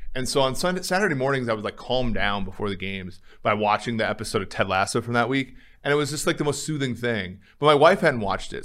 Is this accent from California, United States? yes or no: no; Minnesota, United States; moved away; growing up in Minnesota, it was always cold